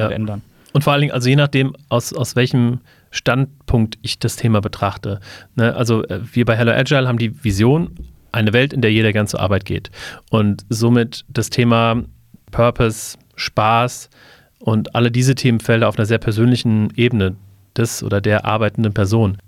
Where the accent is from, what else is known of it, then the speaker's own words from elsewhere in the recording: Wiesbaden, Hesse, Germany; Ich ähm, komme ähnlich wie Seibert aus Wiesbaden